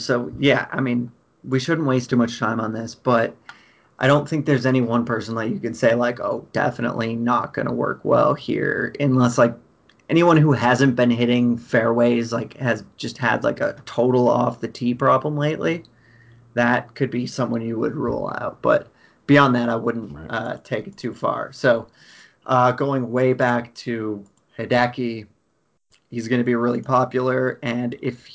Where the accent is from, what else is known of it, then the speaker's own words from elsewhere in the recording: Rochester, New York, United States; grew up in Rochester, New York, and there's like five or six Donald Ross designs right around me.